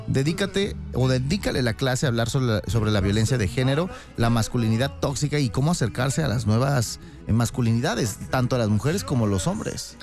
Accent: Mexico; como mexicanos

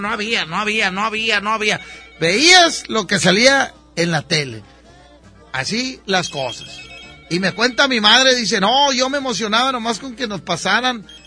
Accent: Nuevo León, Mexico; born there; estoy hablando de los que nacimos aquí en Nuevo León, ¿verdad?

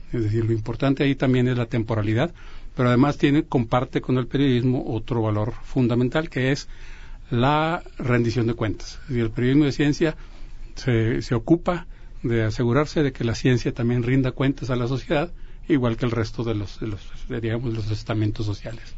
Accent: Mexico; de todos nosotros, de todos como, mexicanos

